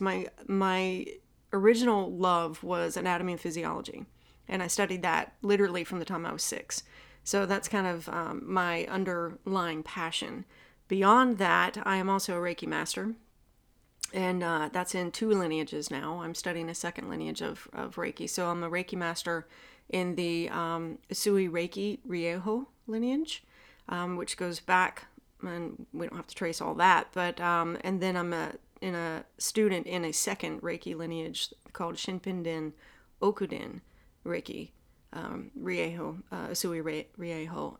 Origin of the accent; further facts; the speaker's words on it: the South, United States; accent: Southern; my Southern accent